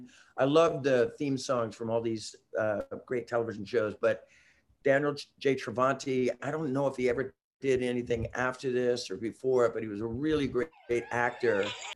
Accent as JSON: {"language": "English", "country": "Germany", "second_language": "English", "said": "I'm from Germany."}